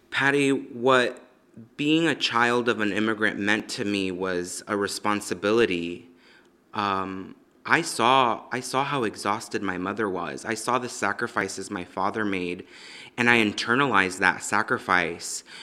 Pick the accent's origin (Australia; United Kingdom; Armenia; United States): United States; Los Angeles, California; I was born in Los Angeles, um, in the valley